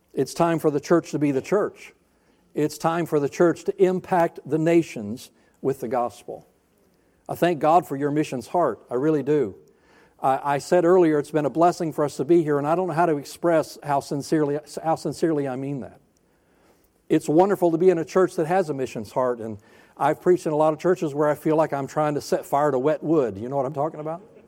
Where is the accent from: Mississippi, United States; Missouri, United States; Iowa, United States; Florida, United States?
Florida, United States; also born or lived in North Alabama; I grew up, I was born in Alabama, North Alabama. I'm a hillbilly by birth. We moved to Florida when I was seven years old, and I became a redneck